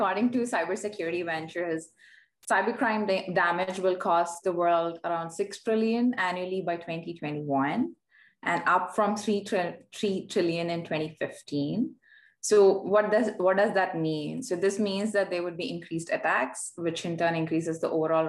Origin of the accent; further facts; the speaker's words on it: India; moved away as an adult; now in Vancouver, Canada; Born and raised in India, I had the opportunity to work in different locations around the world before moving to Vancouver